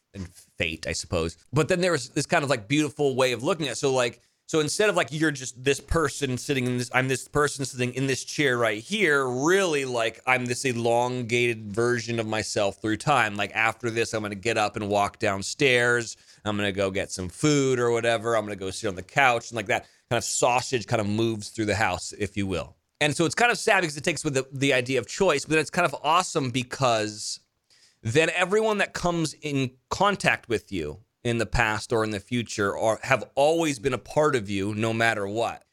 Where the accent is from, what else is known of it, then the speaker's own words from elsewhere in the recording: Carmel, California, United States; moved away; Pebble Beach, Carmel, uh, my hometown